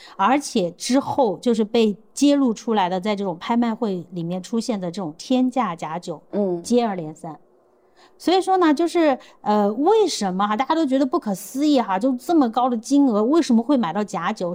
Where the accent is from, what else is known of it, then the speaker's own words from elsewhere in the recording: Sichuan, China; 因为我来自于四川嘛